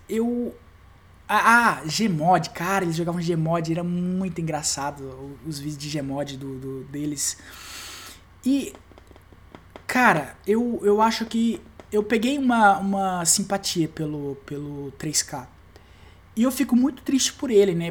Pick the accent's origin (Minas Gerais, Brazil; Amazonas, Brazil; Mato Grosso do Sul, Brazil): Mato Grosso do Sul, Brazil; eu sou do MS